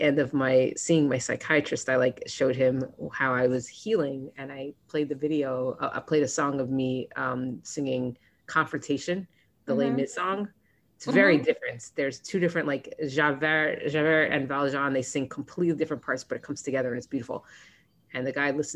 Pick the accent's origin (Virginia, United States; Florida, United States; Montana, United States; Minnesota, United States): Florida, United States; now in New York, United States; I grew up in Florida, but I was in college. This was in Columbia University